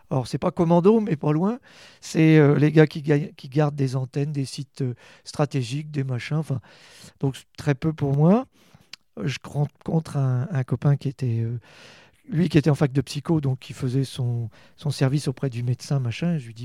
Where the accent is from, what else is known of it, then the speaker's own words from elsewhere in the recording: Rennes, Brittany, France; moved away as an adult; also born or lived in Brest / Bordeaux; now in Châteauroux, France; Je suis, je suis de Rennes, en fait, euh, né à Rennes en 1965